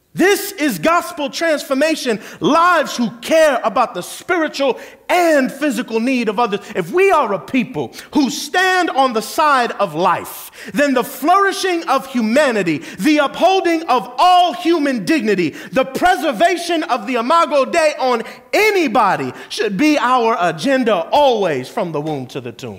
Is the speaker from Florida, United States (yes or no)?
yes; Kissimmee, Florida, United States; the very street I grew up on in South Kissimmee